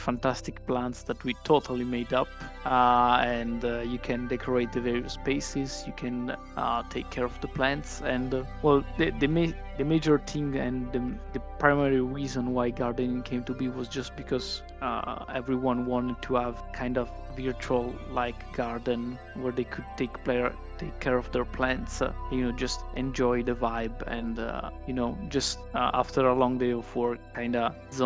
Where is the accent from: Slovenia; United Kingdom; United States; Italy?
Italy; I am from Italy.